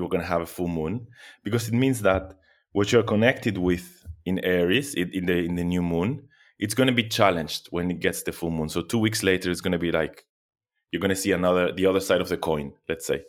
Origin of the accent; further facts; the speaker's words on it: Argentina; also born or lived in Europe; now in Athens, Greece; I was born in Argentina, but I moved to Europe. many years ago